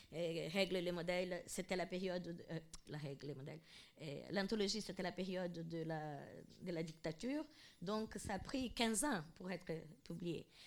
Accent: Mato Grosso, Brazil; moved away; là où je suis née, au Mato Grosso

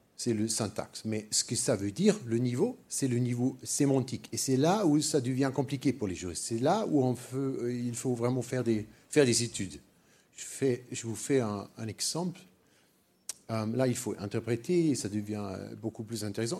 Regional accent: Germany; French is a second language; also born or lived in Paris; je, suis allemand, je suis pas français

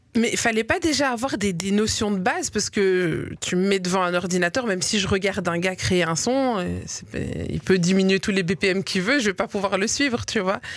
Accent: Liège, Wallonia, Belgium; moi j'ai grandi à Liège

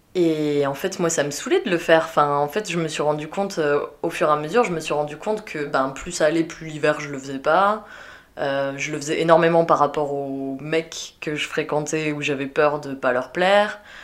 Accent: south-west France, France; moved away as an adult; also born or lived in Belgium; je viens du sud-ouest de la France

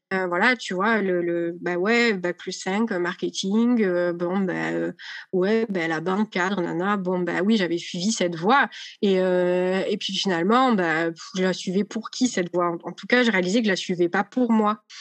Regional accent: Marseille, Provence-Alpes-Côte d'Azur, France; je suis marseillaise

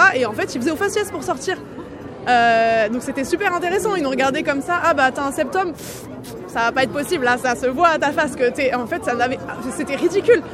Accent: Poitou, Nouvelle-Aquitaine, France; moved away; je suis originaire du Poitou. C'est ma terre là-bas aussi.

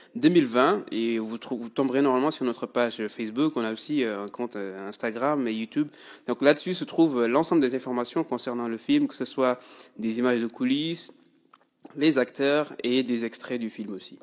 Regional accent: Mulhouse, Grand Est, France; also born or lived in Mauritania / Metz / Paris; Je suis originaire de la Mauritanie et je suis arrivé en France euh, à l'âge de 11 ans. Donc j'ai atterri directement ici au Coteaux où j'ai fait toute ma scolarité

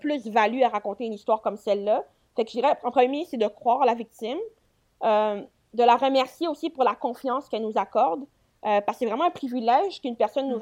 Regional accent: Quebec, Canada; je viens du Québec

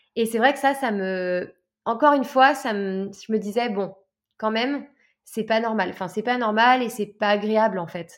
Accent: Lyon, Auvergne-Rhône-Alpes, France; moved away as an adult; also born or lived in south of France; Je suis de Lyon à la base

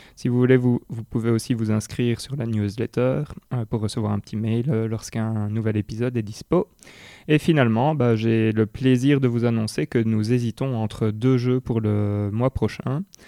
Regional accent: Belgium; chez nous en Belgique

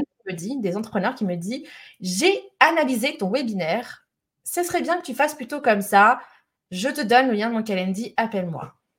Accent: Lyon, Auvergne-Rhône-Alpes, France; je suis lyonnaise

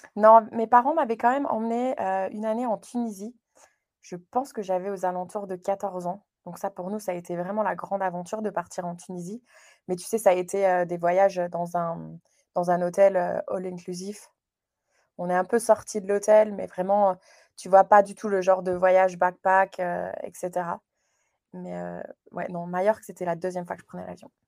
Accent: Moselle, Grand Est, France; moved away as an adult; also born or lived in United States / Chicago / Wales; now in Canada; Je suis originaire de la Moselle, euh, dans c'est le nord-est de la France, près du Luxembourg

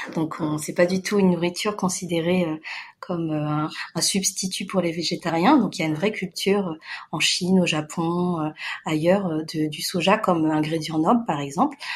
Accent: France; je suis née en France, mais j'ai des parents asiatiques

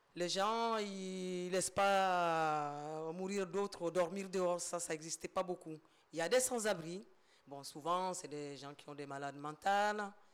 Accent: Mali; now in France; Je suis d'origine malienne

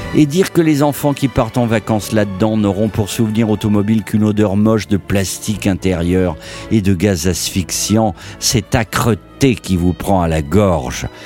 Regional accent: Languedoc-Roussillon, Occitania, France; mon enfance villageoise dans le Languedoc-Roussillon

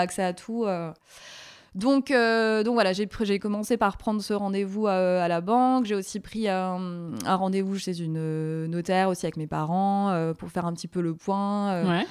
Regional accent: Alsace, Grand Est, France; now in Paris, France; Je viens d'Alsace

